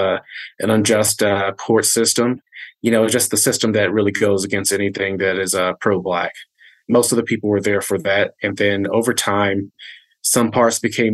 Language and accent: English; North Carolina, United States; moved away as an adult; now in Denver, United States; I grew up in North Carolina, been in Denver for about 11 years